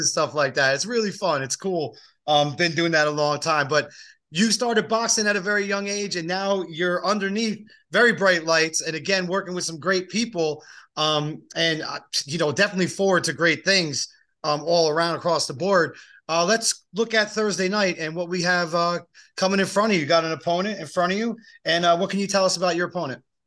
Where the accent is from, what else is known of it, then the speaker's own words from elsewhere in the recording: East Coast, United States; moved away; I grew up on the East Coast, so that's just me. That's the uh, that's the East Coaster in me